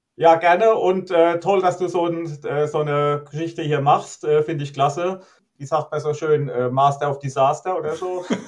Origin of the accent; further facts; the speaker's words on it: Rhineland-Palatinate, Germany; also born or lived in Geinsheim; als Pfälzer ist man FCK-Fan